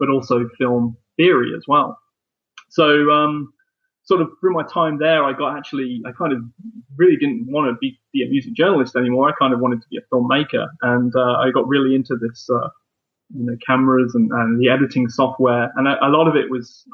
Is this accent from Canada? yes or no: no; Leicester, East Midlands, United Kingdom; my hometown